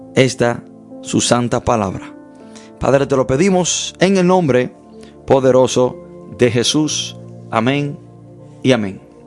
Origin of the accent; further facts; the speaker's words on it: United States; desde niño creciendo me enseñaron en los Estados Unidos